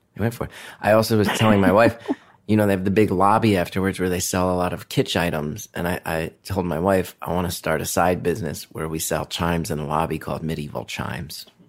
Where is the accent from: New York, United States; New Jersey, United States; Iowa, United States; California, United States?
New Jersey, United States; I grew up in North Jersey